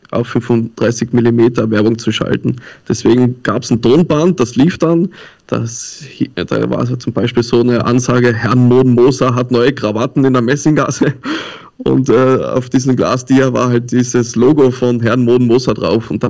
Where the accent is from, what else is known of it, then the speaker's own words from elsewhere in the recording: Tyrol, Austria; now in Hamburg, Germany; Mein Opa war Sizilianer und ich komme eigentlich aus Tirol und lebe schon länger jetzt in Hamburg, das neunte Jahr.